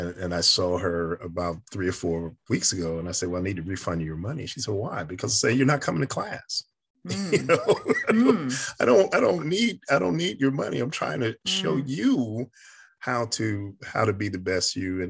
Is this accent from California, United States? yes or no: no; New York, United States; I'm a kid from New York